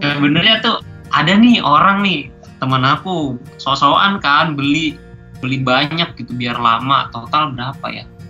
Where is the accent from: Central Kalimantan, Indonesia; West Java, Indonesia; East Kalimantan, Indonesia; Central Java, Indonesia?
East Kalimantan, Indonesia; Bontang; aku dari Bontang